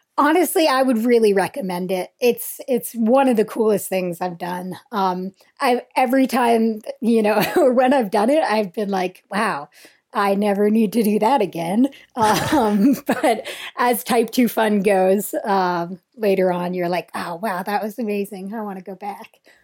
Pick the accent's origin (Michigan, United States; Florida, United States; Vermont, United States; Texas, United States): Vermont, United States; I grew up in Vermont and we skied a lot. Um, our home mountain was Burke Mountain